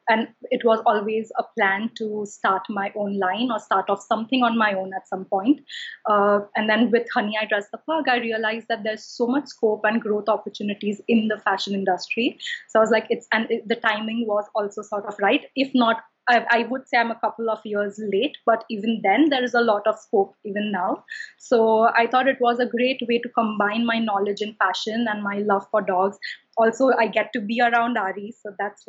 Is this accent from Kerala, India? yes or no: no; Mumbai, Maharashtra, India; moved away as an adult; also born or lived in London; now in New York, United States; growing up in Mumbai, I'm from Mumbai, India